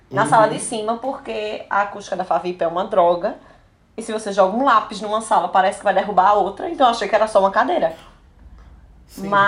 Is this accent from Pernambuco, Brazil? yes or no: yes; Gravatá, Pernambuco, Brazil; eu tava na faculdade, assim, que eu não sou daqui, né? Eu sou de Gravatá.